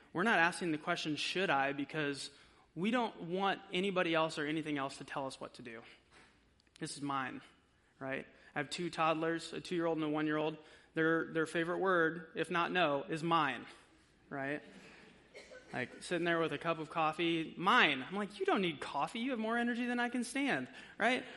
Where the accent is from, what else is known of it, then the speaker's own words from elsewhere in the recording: United States; we are American